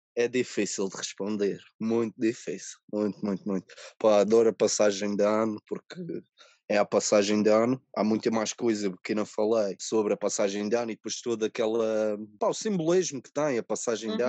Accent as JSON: {"language": "Portuguese", "town": "Ribeira Brava", "region": "Madeira", "country": "Portugal", "tie": "born or raised there", "also_born_or_lived": "Covilhã", "said": "Ribera Brava, porque é de onde eu sou natural, óbvio. Nasci aqui."}